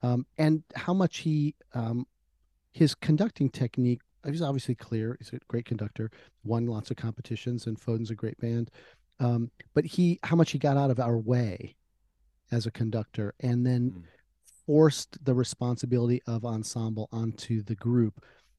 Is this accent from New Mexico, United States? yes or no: yes; Albuquerque, New Mexico, United States; now in Huntsville, United States; I was born there. We spent about 10 minutes there before my father was transferred out to Albuquerque.